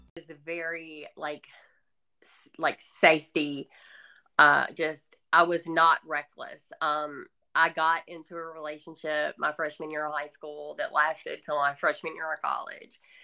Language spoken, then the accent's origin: English; the South, United States; accent: Southern; I grew up in the South, obviously by this accent